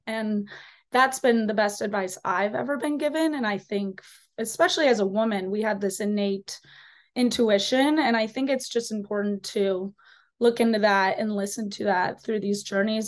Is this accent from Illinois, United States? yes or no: yes; a small town outside of Chicago, Illinois, United States; I am from a small town outside of Chicago.